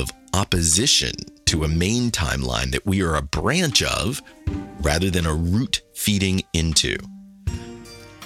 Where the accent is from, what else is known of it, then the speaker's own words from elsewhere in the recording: Kansas City, United States; I grew up in Kansas City, a little bit isolated from any underground artist movement